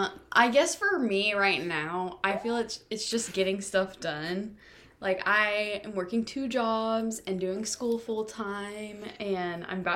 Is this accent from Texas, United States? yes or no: yes; Texas, United States; But most recently, before college, I lived in Dallas. But now I probably would just say, yeah, I'm from Texas.